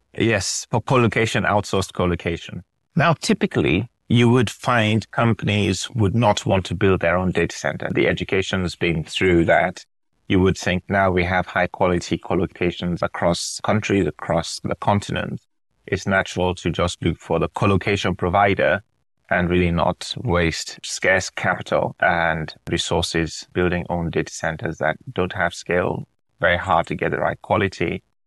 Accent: Nigeria; moved away; also born or lived in United Kingdom; I was born in Nigeria, Nigerian dad, British mom

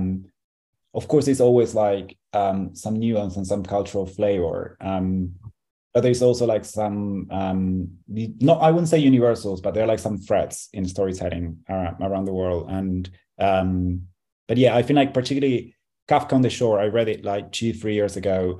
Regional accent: Argentina; I'm from Argentina

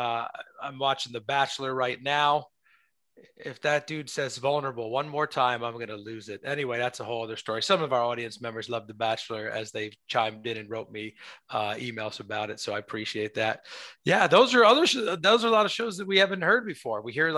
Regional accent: New York, United States; I'm New York. A lot of people think I'm from New Jersey, but go ahead, DJ.

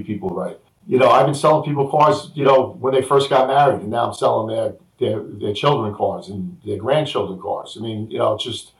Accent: New Rochelle, New York, United States; I grew up on Drake Avenue in New Rochelle in an apartment building

